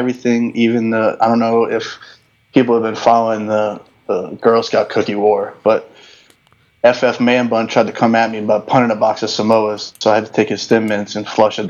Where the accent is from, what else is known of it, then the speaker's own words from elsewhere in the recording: New Orleans, Louisiana, United States; I'm from New Orleans.